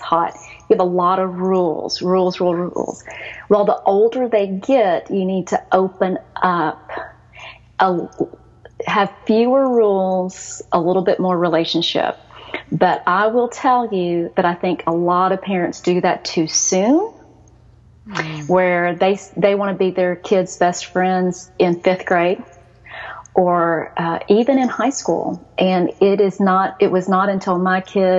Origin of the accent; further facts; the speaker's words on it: Texas, United States; accent: Southern; also born or lived in Seoul, South Korea; I was born in Seoul. I was adopted at 2.5. A lot of people will ask you, where are you from? And I'm so used to being from America that I'll say Texas